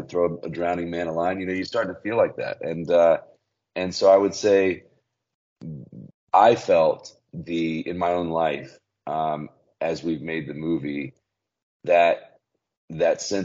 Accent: Birmingham, Alabama, United States; I grew up in Birmingham, Alabama

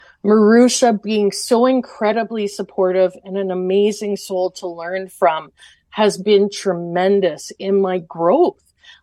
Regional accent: Portage la Prairie, Manitoba, Canada; now in Dauphin, Canada; I grew up in Portage La Prairie

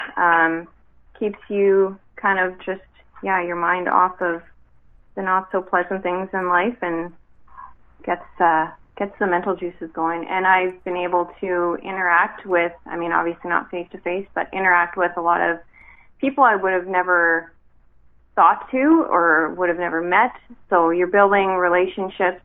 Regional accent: Steinbach, Manitoba, Canada; I have lived in Steinbeck my whole life

